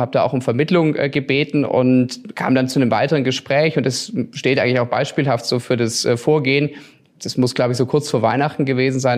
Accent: Stuttgart, Baden-Württemberg, Germany; also born or lived in Tengen; ich komme aus Stuttgart, ich bin am Krärwald geboren, aufgewachsen, habe die gesamte Schulzeit hier verbracht

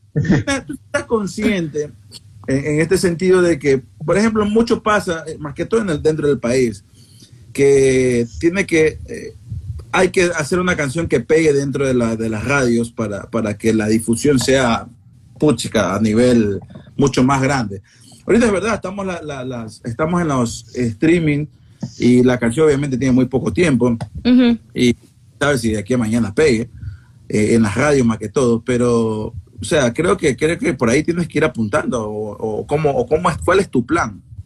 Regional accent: Ecuador

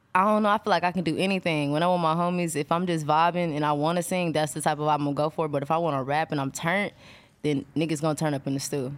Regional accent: Texas, United States; I'm from Texas

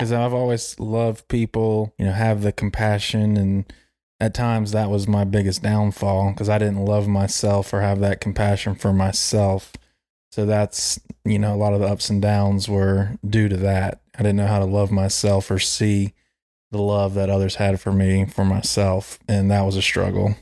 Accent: Charlotte, North Carolina, United States; growing up in Myers Park, South Charlotte

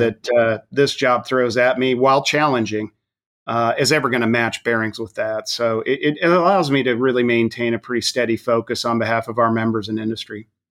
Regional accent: Wyoming, United States; my home state of Wyoming

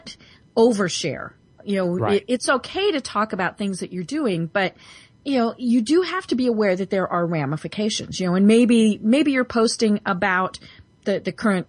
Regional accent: Denver, Colorado, United States; I'm from Denver

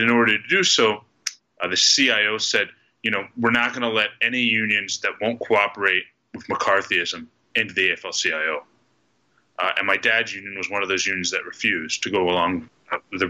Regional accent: Pittsburgh, Pennsylvania, United States; I grew up here in Pittsburgh

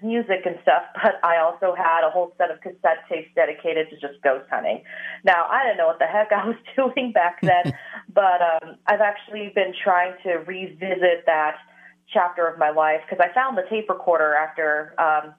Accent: San Diego, California, United States; I grew up in San Diego

